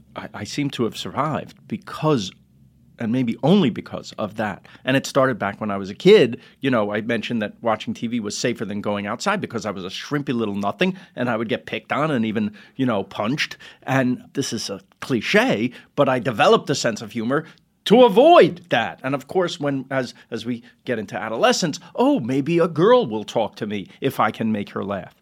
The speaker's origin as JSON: {"language": "English", "town": "New York City", "region": "New York", "country": "United States", "tie": "born or raised there", "said": "we're from Queens"}